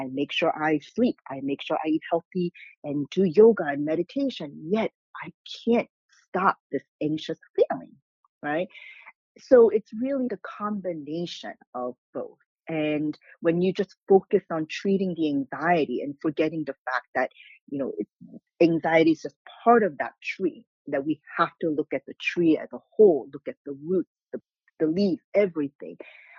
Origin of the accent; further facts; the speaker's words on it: South Korea; English is a second language; I grew up being exposed as a child to acupuncture and herbal tonics growing up in Korea.